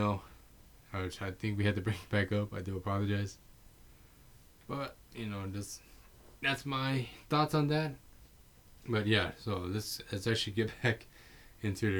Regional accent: San Antonio, Texas, United States; I'm from San Antonio, Texas

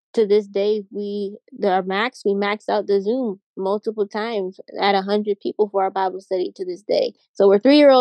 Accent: Pittsburgh, Pennsylvania, United States; I'm from Pittsburgh, PA

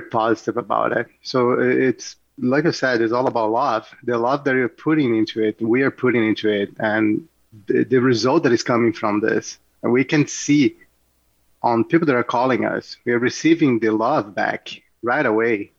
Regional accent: Rio de Janeiro, Brazil; born or raised there; moved away as an adult; now in Oakville, Canada

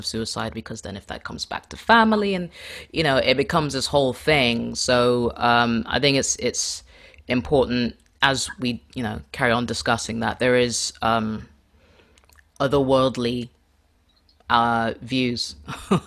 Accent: Kenya; I'm Kenyan

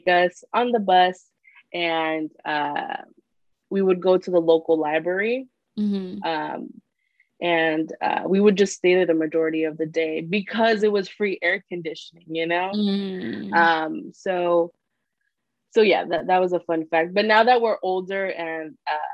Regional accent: Corona, California, United States; also born or lived in Santa Ana, California / Anaheim, California; we moved to Corona from, I want to say, when I was like 8, 9 years old, and I stayed in Corona till now.

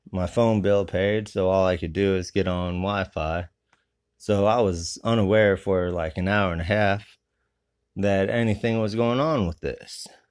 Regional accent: Grand Mound, Iowa, United States; My hometown is Grand Mound, Iowa

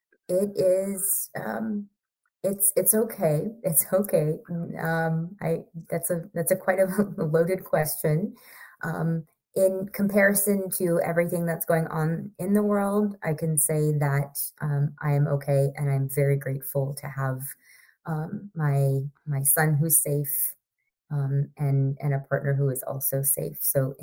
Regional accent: Indiana, United States; born there; moved away; also born or lived in Idaho / California / Sri Lanka; I am first generation American. And I really wanted to, I was born in Indiana. We moved to Idaho, to California, to Sri Lanka, back to California

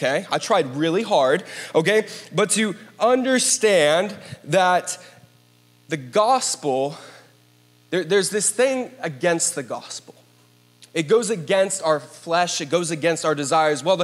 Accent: Columbus, Ohio, United States; I grew up in Columbus, Ohio

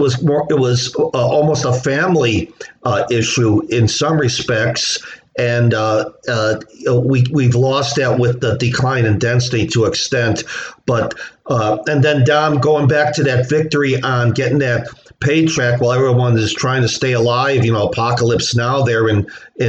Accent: Chicago, Illinois, United States; in the 60s and 70s growing up in Chicago

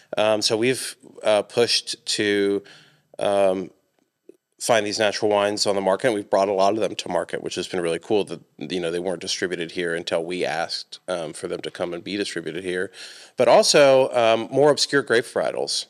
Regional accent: Atlanta, Georgia, United States; now in Johnson City, United States; I grew up, I'm from Atlanta

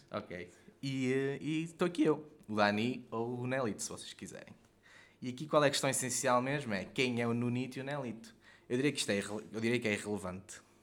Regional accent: Guimarães, Braga, Portugal; eu não sou mesmo do centro de Quimarães, não é? Sou dos Arravaltos

